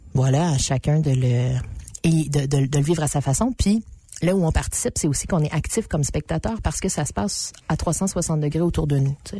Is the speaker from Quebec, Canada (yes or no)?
yes; Abitibi, Quebec, Canada; je viens de l'Abitibi, qui en ce moment est la région qui brûle